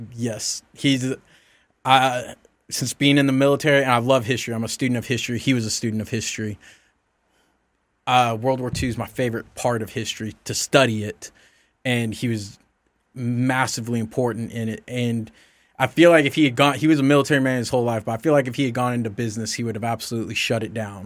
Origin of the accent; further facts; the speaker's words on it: the South, United States; I grew up in the South.